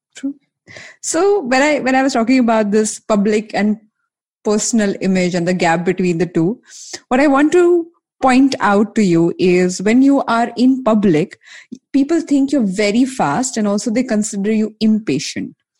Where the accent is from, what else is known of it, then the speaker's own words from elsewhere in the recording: Mumbai, Maharashtra, India; I'm from Bombay